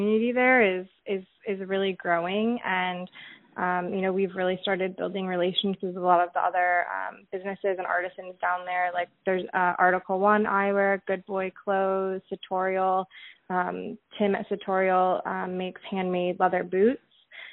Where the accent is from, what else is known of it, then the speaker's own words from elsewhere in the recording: Michigan, United States; I'm from Michigan